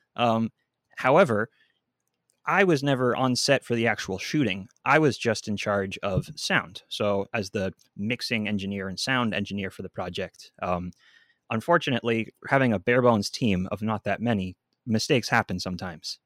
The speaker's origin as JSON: {"language": "English", "town": "Seattle", "region": "Washington", "country": "United States", "also_born_or_lived": "Redmond, Washington", "said": "I'm from Seattle, Washington"}